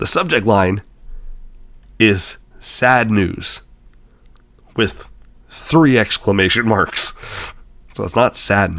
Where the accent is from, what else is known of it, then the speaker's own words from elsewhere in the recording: Canada; I'm a Canadian